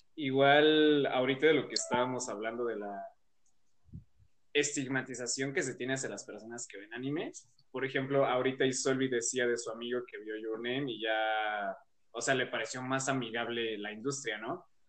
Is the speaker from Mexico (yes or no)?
yes; Mexico; en México seguimos siendo muy reacios a aceptar la cultura japonesa